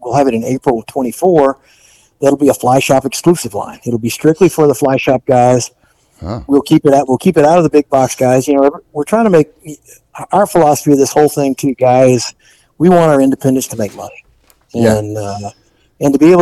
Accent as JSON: {"language": "English", "area": "Gulf Coast", "region": "Texas", "country": "United States", "tie": "born or raised there", "said": "I grew up on the Gulf Coast in Texas, so I spent a lot of time doing surf fishing as well"}